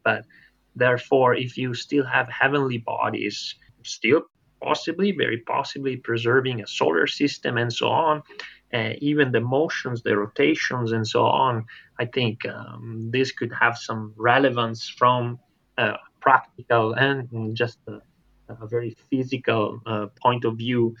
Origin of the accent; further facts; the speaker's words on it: Italy; now in Loma Linda, United States; I'm originally from Italy